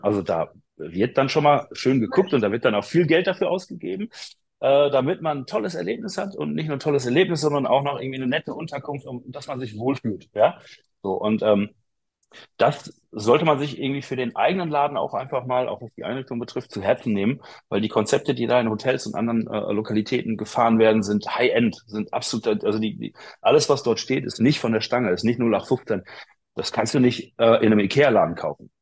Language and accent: German; Bochum, North Rhine-Westphalia, Germany; ich bin Bochumer Junge